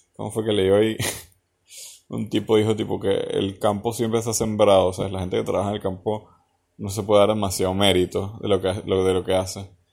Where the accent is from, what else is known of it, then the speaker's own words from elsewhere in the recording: Venezuela; now in Argentina; como venezolano